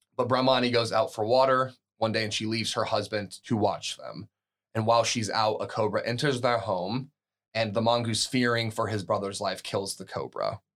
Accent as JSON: {"language": "English", "country": "United States", "said": "an American coming from America"}